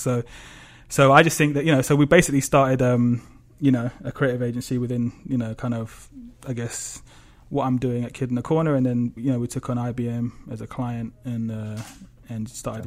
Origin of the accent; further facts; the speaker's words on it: London, United Kingdom; I grew up in obviously in London